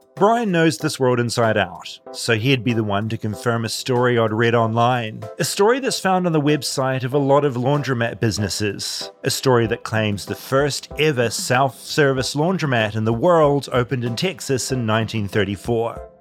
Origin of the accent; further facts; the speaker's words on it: New Zealand; moved away as an adult; now in Los Angeles, United States; a New Zealander accidentally marooned in America